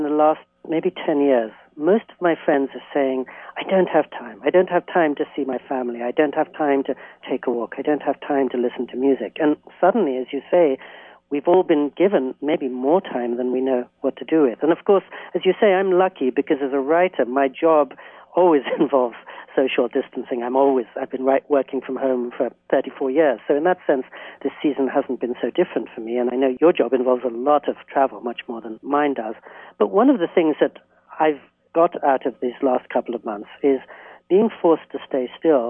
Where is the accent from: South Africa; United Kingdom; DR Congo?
United Kingdom; England; now in United States; When I was a little boy growing up in England, I was so excited to come to the U.S.